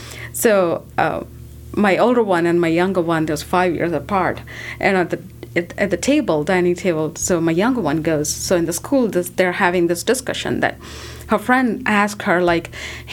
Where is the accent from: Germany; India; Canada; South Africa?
India; now in United States; because we come from India